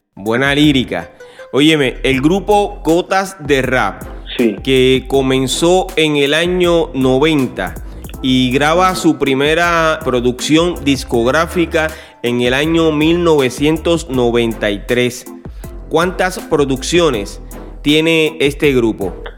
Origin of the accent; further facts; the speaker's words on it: Puerto Rico; soy de Puerto Rico